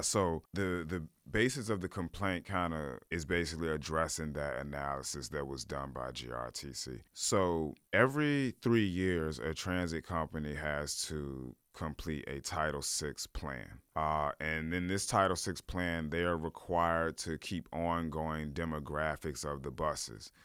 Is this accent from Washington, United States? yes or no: no; Richmond, Virginia, United States; I'm from Church Hill. We always called it Hilltop